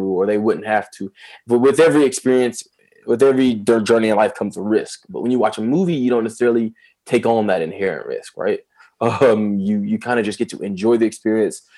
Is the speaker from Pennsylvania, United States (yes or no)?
no; Atlanta, Georgia, United States; I'm from Lakewood, Atlanta.